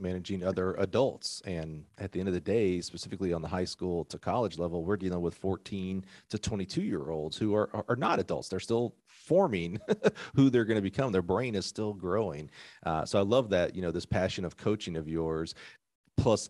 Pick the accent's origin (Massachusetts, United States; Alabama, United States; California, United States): Alabama, United States; I'm from Alabama